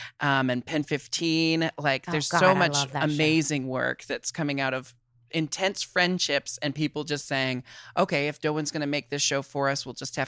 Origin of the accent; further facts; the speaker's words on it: Portland, Oregon, United States; Oh, I was born and raised in Portland and I live mm-hmm. in Portland, Oregon again.